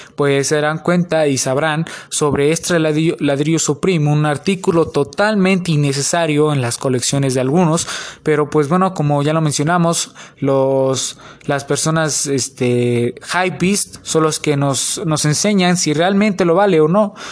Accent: Mexico; son de México, al igual que yo

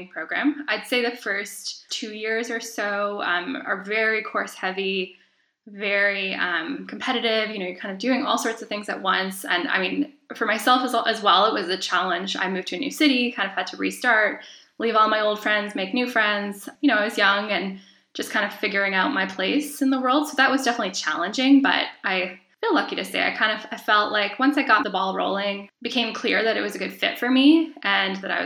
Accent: Southern Ontario, Canada; I'm originally from Southern Ontario

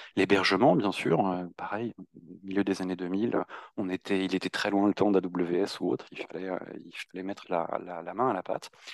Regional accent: Normandy, France; moved away as an adult; now in Paris, France; je suis originaire de Normandie et je suis basé à Paris depuis deux

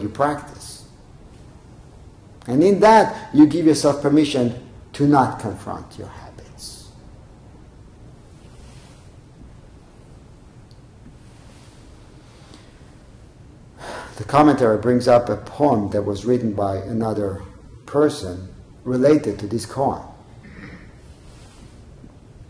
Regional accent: Israel; when I was growing up in Israel, I was a teenager

